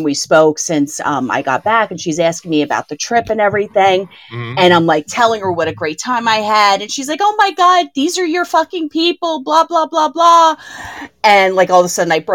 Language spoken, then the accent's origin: English; Orange County, California, United States; also born or lived in Hollywood Hills / Santa Monica / Pasadena; I grew up in Orange County, and then I moved when I started working in Hollywood